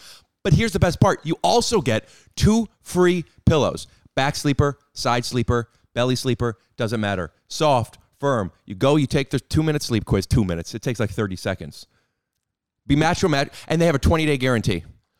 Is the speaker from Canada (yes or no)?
no; London, United Kingdom; Oh, I don't call those a cigarette. I'm from London.